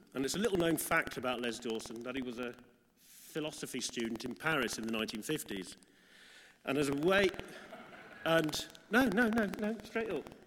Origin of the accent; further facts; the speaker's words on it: Midlands, United Kingdom; me growing up in the Midlands